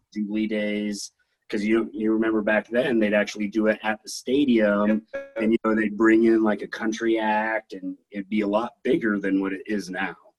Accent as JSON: {"language": "English", "town": "Hanna", "region": "Wyoming", "country": "United States", "tie": "born or raised there", "also_born_or_lived": "Laramie, Wyoming", "said": "for grade school era, like uh, first through sixth grade, I lived up in Hanna, Wyoming."}